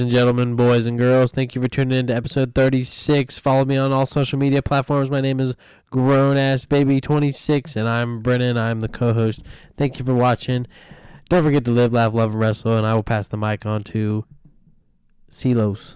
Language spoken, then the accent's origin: English; Cincinnati, Ohio, United States; my home, my hometown team